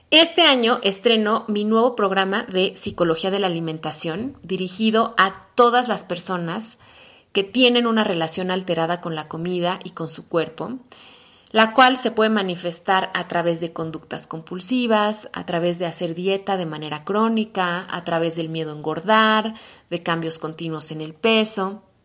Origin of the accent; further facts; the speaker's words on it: Mexico City, Mexico; soy mexicana de la Ciudad de México